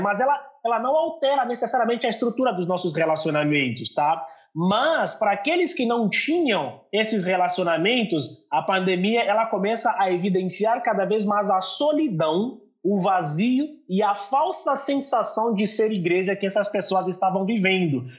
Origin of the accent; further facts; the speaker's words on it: Angola; also born or lived in São Paulo, Brazil; now in Brazil; sou angolano. Talvez você deve ter percebido ali um pouco pelo meu sotaque